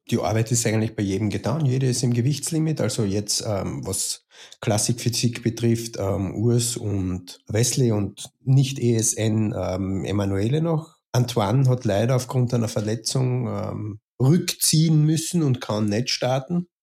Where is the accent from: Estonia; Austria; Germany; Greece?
Austria; Carinthia; also born or lived in Stockerau; now in Vienna, Austria; gebürtig ähm, Kärntner, quasi an der Grenze zur Steiermark im Süden von Österreich. Ähm, jetzt wohnhaft in Wien, Wien seit ähm, 1999